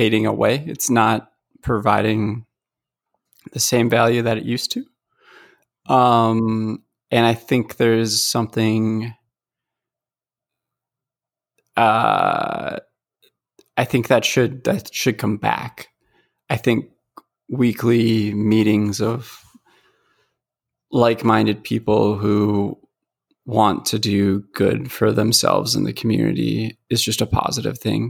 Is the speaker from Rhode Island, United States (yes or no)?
no; Minnesota, United States; I grew up in Minnesota